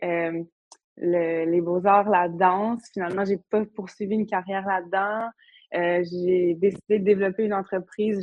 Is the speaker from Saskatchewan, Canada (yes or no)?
no; Havre-Saint-Pierre, Quebec, Canada; moved away as an adult; also born or lived in Montreal; je viens du Havre, j'ai grandi là